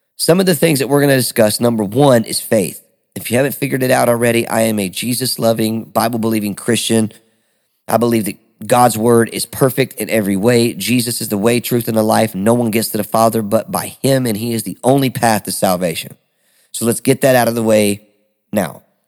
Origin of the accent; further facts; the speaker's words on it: Detroit, Michigan, United States; now in Smyrna, United States; I am originally from Detroit, Michigan, A K A the Motor City